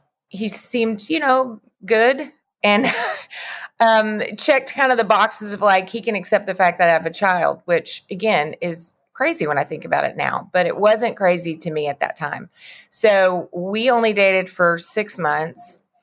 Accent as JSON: {"language": "English", "region": "the Bible Belt", "country": "United States", "tie": "born or raised there", "said": "I grew up in the Bible Belt, so a lot of those messages were very strong for me."}